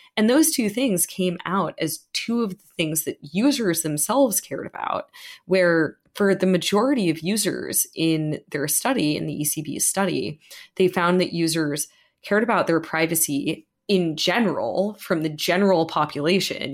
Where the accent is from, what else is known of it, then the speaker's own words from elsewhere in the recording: United States; as an American